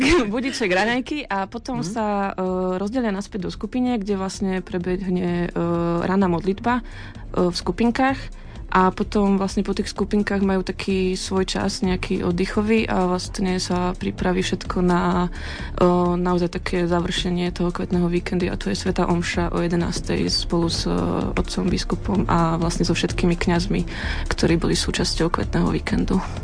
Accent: eastern Slovakia, Slovakia; pochádzam z východného Slovenska

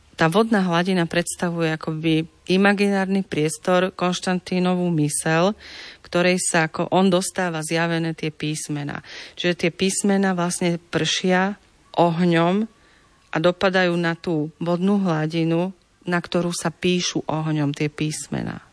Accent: Slovakia; u nás na Slovensku

